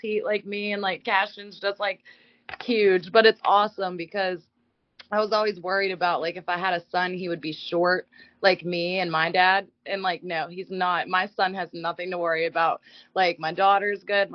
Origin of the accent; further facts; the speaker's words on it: Bellaire, Ohio, United States; also born or lived in Pensacola, Florida / Waycross, Georgia; I've been like from Bel-Air ever since first grade